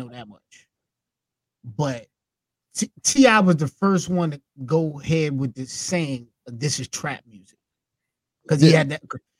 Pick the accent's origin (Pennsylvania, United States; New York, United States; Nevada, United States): New York, United States; I'm from New York.